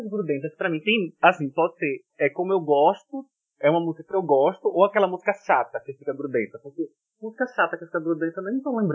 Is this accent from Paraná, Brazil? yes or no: no; Pernambuco, Brazil; Eu vou aqui para Pernambuco, né? Pra minha terra.